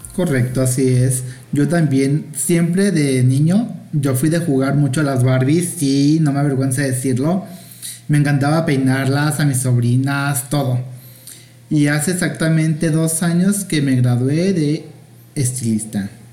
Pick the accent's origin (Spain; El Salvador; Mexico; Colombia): Mexico; soy mexicana